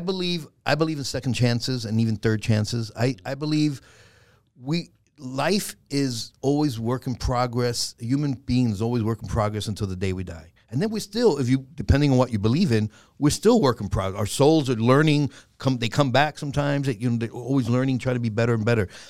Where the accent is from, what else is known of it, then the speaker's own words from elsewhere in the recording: New York City, New York, United States; growing up in the Bronx was, and I was raised mostly with my grandmother